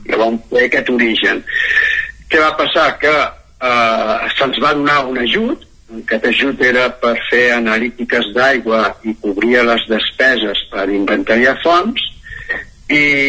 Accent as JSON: {"language": "Catalan", "town": "Centelles", "region": "Catalonia", "country": "Spain", "tie": "born or raised there", "also_born_or_lived": "Moianès", "moved": "yes", "said": "sóc originari de, de Centelles, d'Osona"}